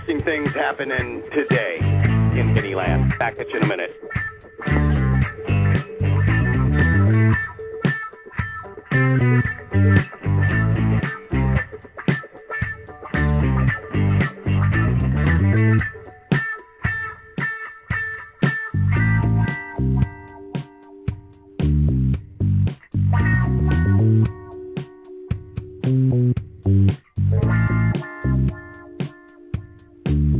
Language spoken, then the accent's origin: English; Anchorage, Alaska, United States; also born or lived in Las Vegas; now in Florida, United States; I grew up in Anchorage, Alaska